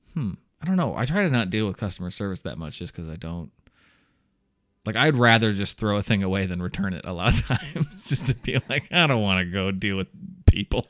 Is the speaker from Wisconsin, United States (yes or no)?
no; Iowa, United States; also born or lived in Chicago, Illinois; I was moving back from Chicago to Iowa because uh, where I'm from